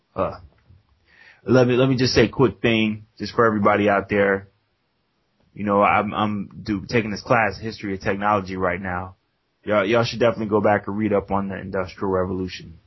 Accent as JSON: {"language": "English", "country": "United States", "said": "we're American"}